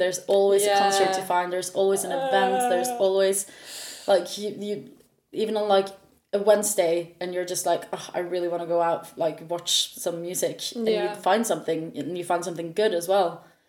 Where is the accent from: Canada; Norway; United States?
Norway; accent: Norwegian; first language Norwegian; English is a second language; moved away as an adult; also born or lived in Leeds; now in United Kingdom; growing up in Norway